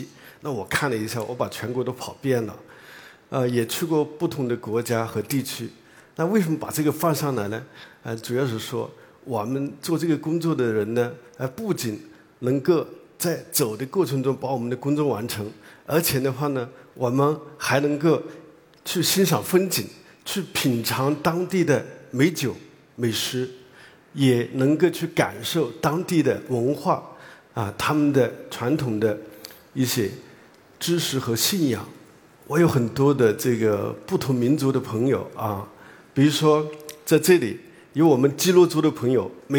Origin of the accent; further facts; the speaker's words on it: Hunan, China; 那么我呢是。在湖南长大的，呃，然后到了生物王国